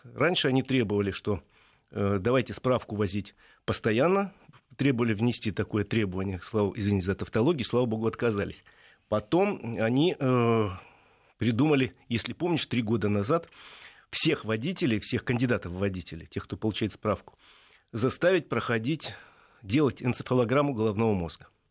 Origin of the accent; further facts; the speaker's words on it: Moscow, Russia; я москвич